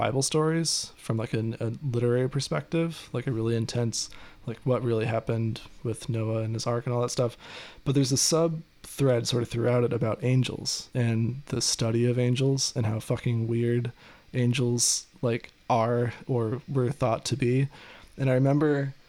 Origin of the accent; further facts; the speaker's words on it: Ohio, United States; moved away; also born or lived in Michigan; I grew up in Ohio and lived in Michigan